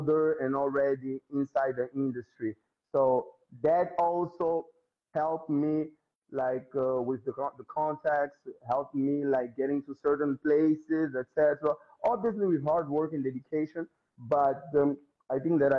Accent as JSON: {"language": "English", "country": "Mozambique", "said": "I'm from Mozambique, so there is no way of me escaping my roots"}